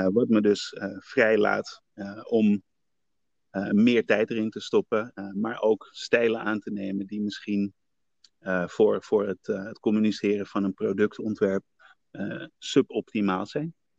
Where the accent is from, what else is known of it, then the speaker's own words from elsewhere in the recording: Netherlands; ik ben naar Nederland gekomen eh, toen ik eh, een baby was, van ja. 1, jaar oud